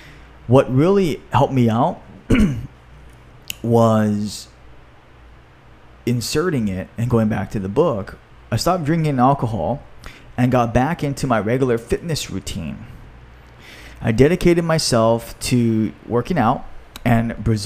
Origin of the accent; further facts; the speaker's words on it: Hawaii, United States; my home state of Hawaii